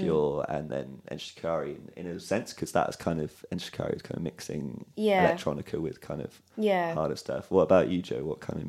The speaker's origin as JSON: {"language": "English", "town": "Cardiff", "region": "Wales", "country": "United Kingdom"}